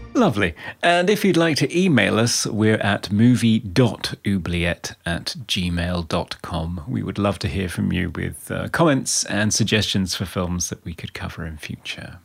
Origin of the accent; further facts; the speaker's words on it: Outer Hebrides, Scotland, United Kingdom; moved away; where I grew up in the Outer Hebrides in Scotland